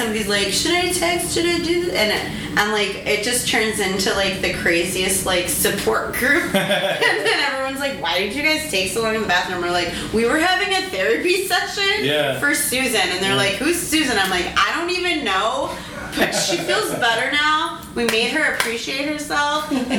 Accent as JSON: {"language": "English", "region": "Minnesota", "country": "United States", "said": "okay, but I'm from Minnesota where all like Minneapolis, there's such"}